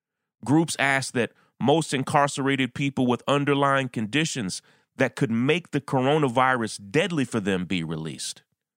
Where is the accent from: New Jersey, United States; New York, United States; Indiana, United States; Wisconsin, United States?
New York, United States; New York City; Right now in my hometown of New York City, a human rights catastrophe is unfolding